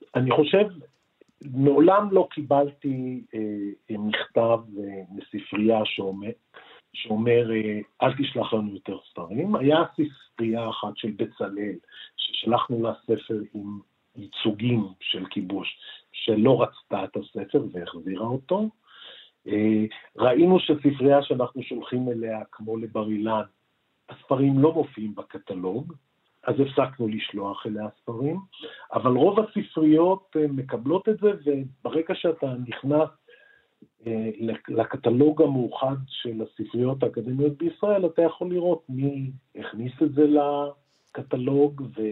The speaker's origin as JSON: {"language": "Hebrew", "country": "Israel"}